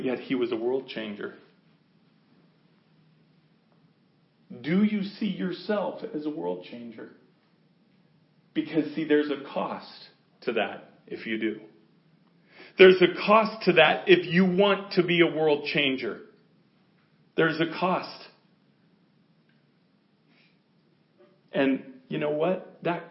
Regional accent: United States; we're American.

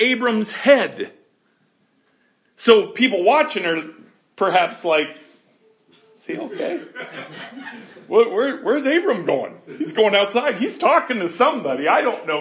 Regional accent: Colorado, United States; I'm from Colorado where God stays

